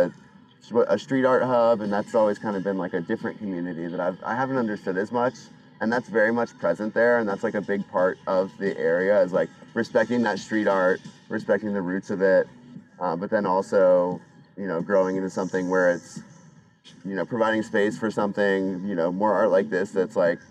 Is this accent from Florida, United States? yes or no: no; Cincinnati, Ohio, United States; moved away as an adult; I grew up in Cincinnati, spent most of my life there, you know, went to through growing up and then through college